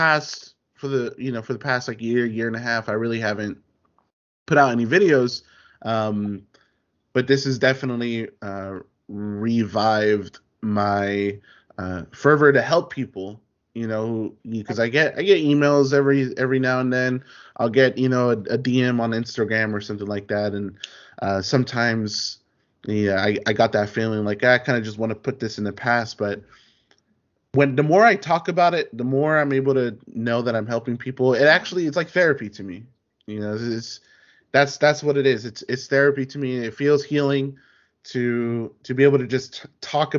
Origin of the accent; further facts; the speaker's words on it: Inglewood, California, United States; now in Northridge, United States; we used to live in Inglewood. That's where my family's from. That's where they've been, you know, in the 80s and the 90s. You know, we're from Inglewood